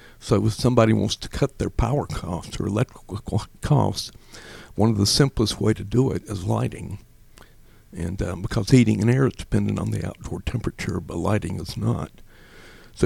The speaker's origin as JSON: {"language": "English", "region": "North Carolina", "country": "United States", "tie": "born or raised there", "also_born_or_lived": "Georgia", "moved": "yes", "said": "raised in North Carolina"}